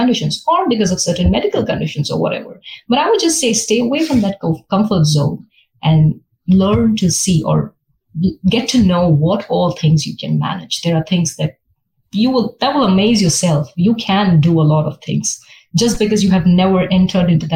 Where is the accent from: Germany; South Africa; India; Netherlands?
India; Mumbai, Maharashtra; moved away as an adult; now in Texas, United States; I came from Mumbai.